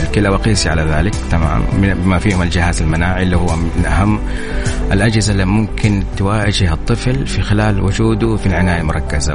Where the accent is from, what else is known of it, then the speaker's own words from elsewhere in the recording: Saudi Arabia; عندنا في السعودية